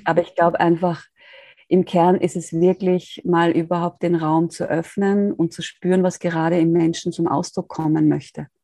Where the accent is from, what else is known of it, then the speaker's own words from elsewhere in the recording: Austria; ich bin aus Österreich